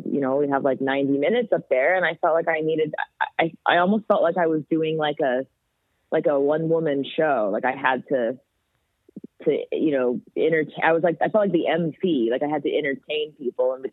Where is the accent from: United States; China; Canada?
Canada; "Hi, we're …. We're from Canada,"